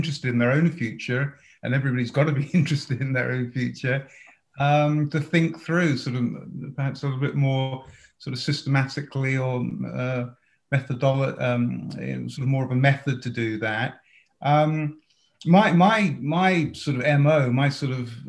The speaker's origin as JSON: {"language": "English", "town": "Watford", "region": "East of England", "country": "United Kingdom", "tie": "born or raised there", "also_born_or_lived": "Manchester", "moved": "as an adult", "lives_now": "United States", "said": "I grew up in just outside of London, Watford, if people know that part of the world"}